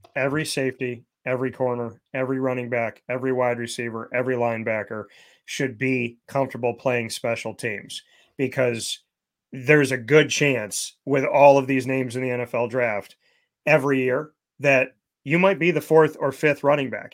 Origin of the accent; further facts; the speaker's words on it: Syracuse, New York, United States; Syracuse is my hometown.